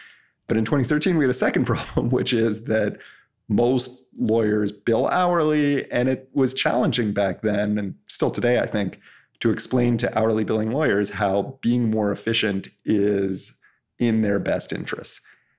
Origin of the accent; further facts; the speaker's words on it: Canada; which is like the Canadian MIT, and I'm Canadian, so kind of made sense.